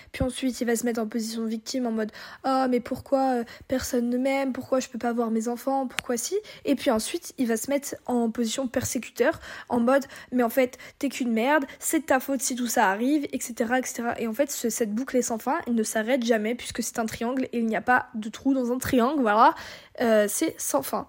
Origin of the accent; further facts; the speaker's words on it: Brittany, France; on est bretonne